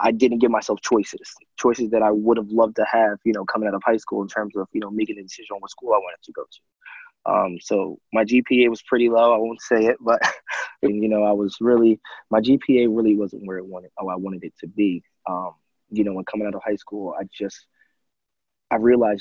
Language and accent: English; Carteret, New Jersey, United States; also born or lived in Hoboken, New Jersey; I was born in Hoboken, New Jersey, and I kind of was raised in Jersey City till I was about 10, and then I transitioned in fourth grade to Carteret, New Jersey